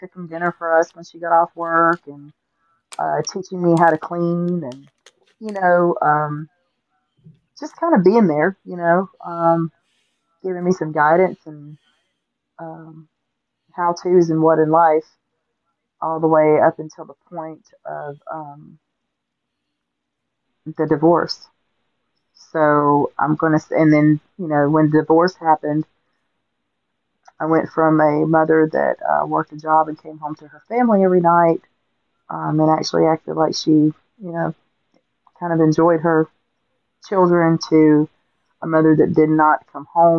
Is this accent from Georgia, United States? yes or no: yes; Augusta, Georgia, United States; I grew up in Augusta, Georgia. I was born and raised there